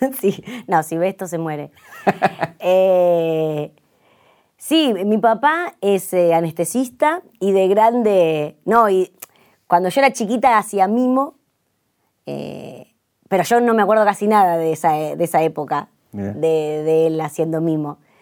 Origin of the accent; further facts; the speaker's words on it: Buenos Aires, Argentina; yo soy recheta, soy de Belgrano, claro, soy recheta